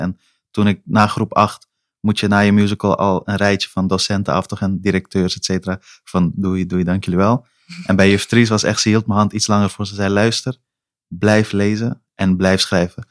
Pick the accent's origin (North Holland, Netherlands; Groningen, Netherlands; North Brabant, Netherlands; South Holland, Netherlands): North Holland, Netherlands; Amsterdam; also born or lived in Helmond; als mensen me nu vragen waar ik vandaan kom, antwoord ik beslist Amsterdam Noord